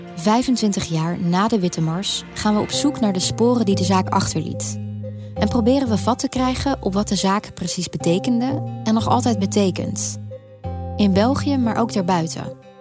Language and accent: Dutch; Netherlands; moved away as an adult; now in Brussels, Belgium; Ook al waren we jong en woonden we in Nederland